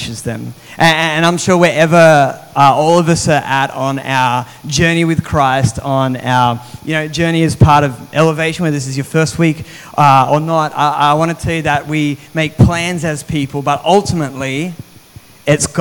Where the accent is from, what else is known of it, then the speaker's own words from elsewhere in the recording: Australia; moved away as an adult; also born or lived in New South Wales; now in Mandurah, Australia; I was from over east